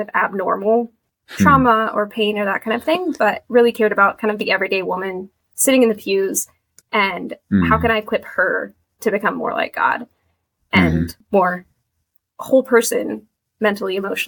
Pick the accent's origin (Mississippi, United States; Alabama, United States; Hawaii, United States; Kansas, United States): Kansas, United States; moved away as an adult; now in Boston, United States; I live in Boston, work in Boston now, but I'm from Kansas.